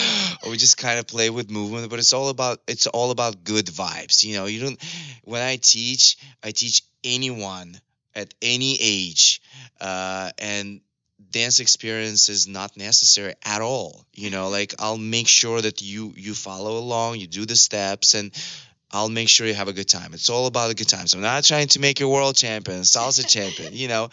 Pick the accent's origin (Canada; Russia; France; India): Russia; also born or lived in Los Angeles, United States; now in Malibu, United States; I'm from Russia, and I'm here in LA, in Malibu right now. And, you know, I made it happen for myself. I had nothing, literally. You know, I come from a very regular family, a poor family from Russia.